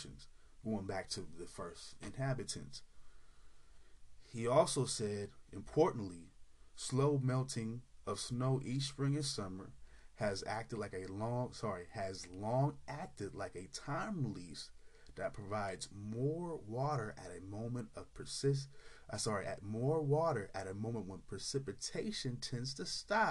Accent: California, United States; particularly in California, my home state

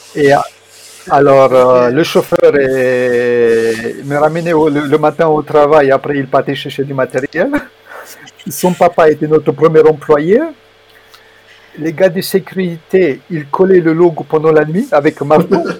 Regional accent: Germany; moved away as an adult; also born or lived in Romania / Switzerland; je suis né en Roumanie et j'ai grandi en Allemagne en fait euh, à partir de l'âge de 7 ans jusqu'à mon bac

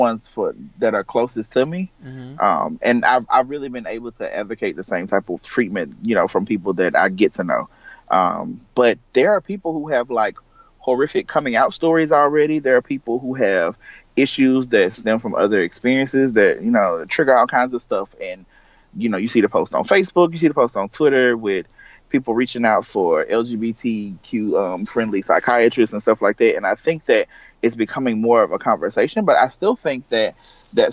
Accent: the South, United States; I'm from the South

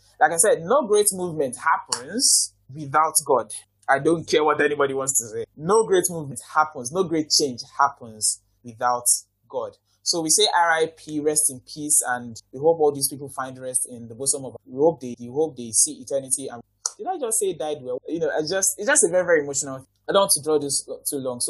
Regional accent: Nigeria; I'm so proud as a Nigerian

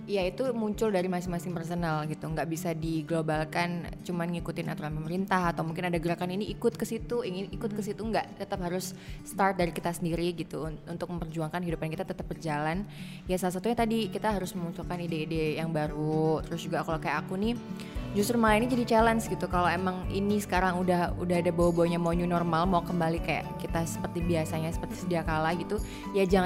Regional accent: Sidoarjo, East Java, Indonesia; mungkin karena ya sidoarjo tidak seperti itu oh ya artinya ya

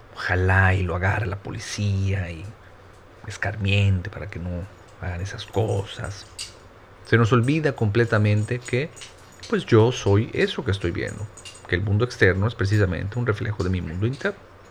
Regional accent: Mérida, Yucatán, Mexico; yo soy yucateco, soy de medida Yucatán, al sur de México

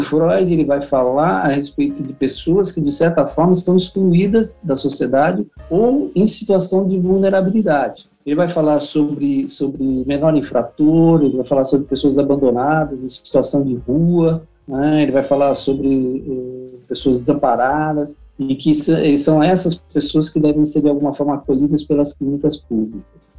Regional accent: São Paulo, Brazil; sou paulista paulistano, é, não tenho vínculos com, com, com, o Rio de Janeiro

